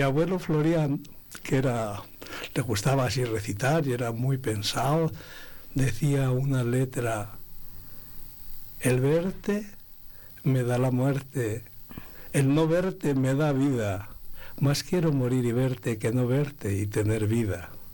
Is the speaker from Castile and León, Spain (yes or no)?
yes; Abades, Castile and León, Spain; mi pueblo, que es Abades